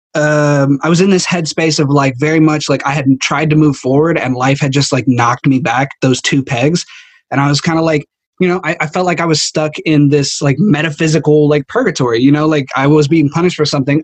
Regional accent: United States; I'm from America

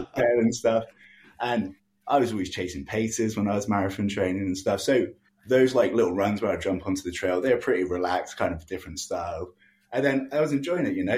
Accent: England, United Kingdom; now in Halifax, Canada; growing up in England, I lived in the city

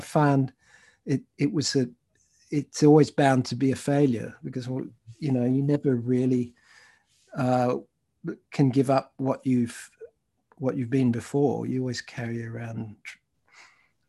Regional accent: Australia; also born or lived in United Kingdom / Thailand / Malaysia; I moved from where I was born in Britain, spent some time as a child in Thailand and Malaysia, and went to international schools there, and then came to Australia when I was 7 and a half

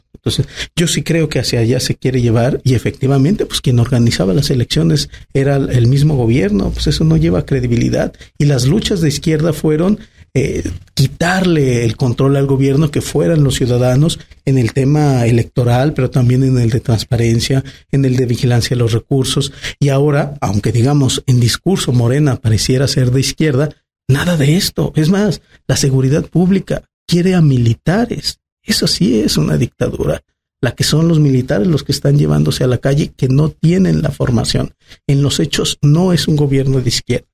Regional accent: Aguascalientes, Mexico; soy una persona que nací en Aguascalientes en el 81, voy a cumplir 40 años, en un Aguascalientes muy distinto. Llegar a segundo anillo era ya no encontrar casas

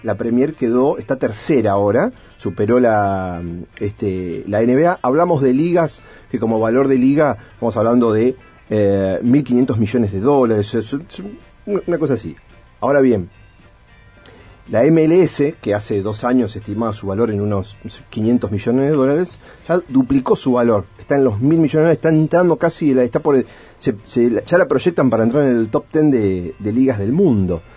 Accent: Argentina; Nosotros como argentinos

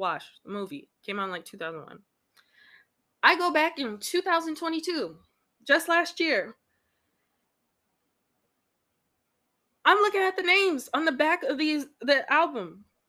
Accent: Midwest, United States; I know I'm from the Midwest, but West Coast is life for me.

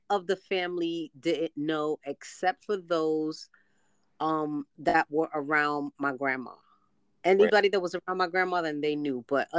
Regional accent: New York City, New York, United States; I'm from the Bronx as well, from the South Bronx.

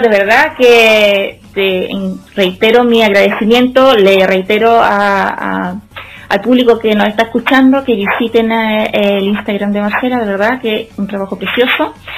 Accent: Chile; moved away as an adult; also born or lived in Netherlands / Barcelona, Spain; now in Spain; Cuando yo salí de Chile me fui directo a Holanda.

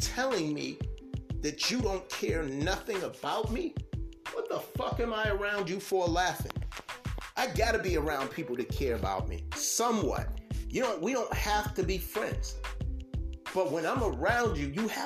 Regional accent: United States; I'm American because I was born in this country

